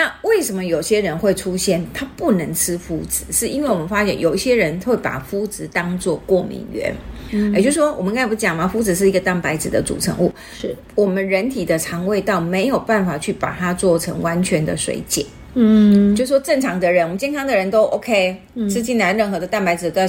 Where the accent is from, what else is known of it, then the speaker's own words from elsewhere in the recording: Taiwan; 讲白了，就是我们台湾人最常吃的面筋啊。